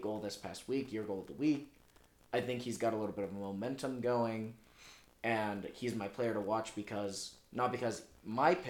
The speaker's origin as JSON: {"language": "English", "country": "United States", "said": "as an American"}